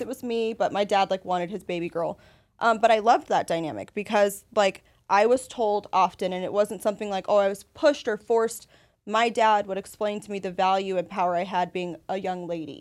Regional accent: Las Vegas, Nevada, United States; now in San Antonio, United States; I'm from Las Vegas originally

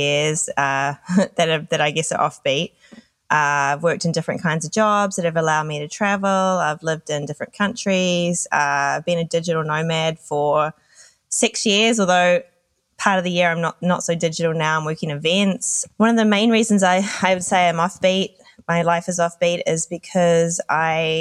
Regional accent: New Zealand; moved away as an adult; also born or lived in Australia / London; So I'm originally from New Zealand. When I was 21, I moved to Australia

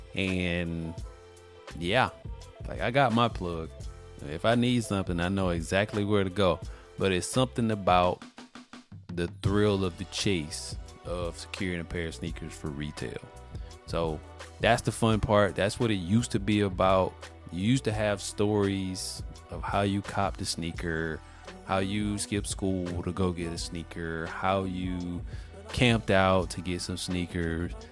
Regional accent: Mobile, Alabama, United States; I'm from Alabama, Mobile, Alabama, the birthplace of Mardi Gras

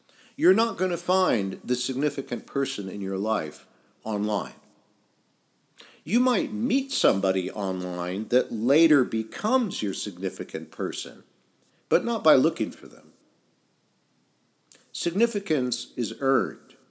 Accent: United States; moved away as an adult; also born or lived in England / France / Italy; although I grew up in the United States, I left in my early 20s and lived in about half a dozen countries

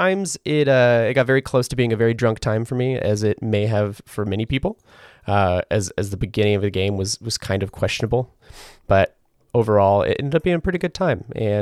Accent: Ireland; as an Irishman myself, we like to do this thing where we take all of our feelings and we bundle them up into a small, tiny little box, and we put them next to our heart

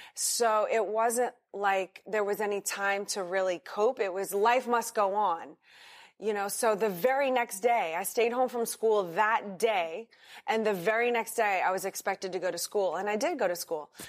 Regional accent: New Orleans, Louisiana, United States; also born or lived in Madrid, Spain; now in Miami, United States; I grew up in New Orleans, Louisiana

